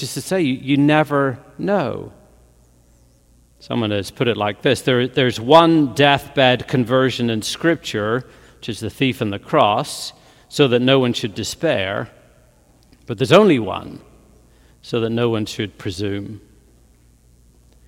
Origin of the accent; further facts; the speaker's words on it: Northern Ireland, United Kingdom; moved away; growing up in Northern Ireland as a teenager